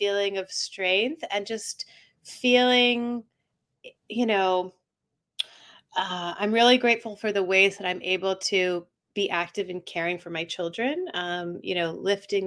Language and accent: English; Atlanta, Georgia, United States; I grew up in Atlanta, I should say. So it was a very suburban childhood